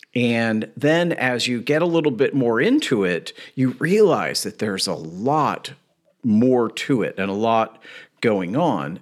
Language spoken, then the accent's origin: English; Louisville, Kentucky, United States; I grew up in Louisville, Kentucky